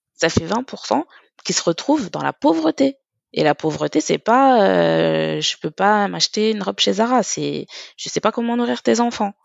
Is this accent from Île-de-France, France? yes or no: yes; Paris, Île-de-France, France; je suis parisienne